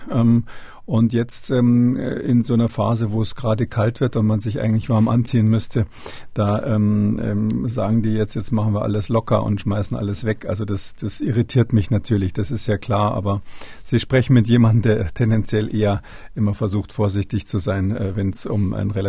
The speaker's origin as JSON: {"language": "German", "region": "Berlin", "country": "Germany", "said": "Also als Berliner kommt man da nicht ganz drum rum."}